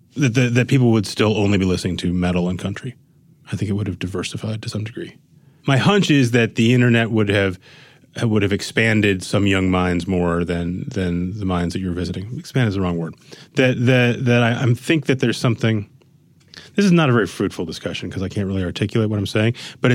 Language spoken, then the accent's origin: English; Minnesota, United States; moved away; growing up in Minnesota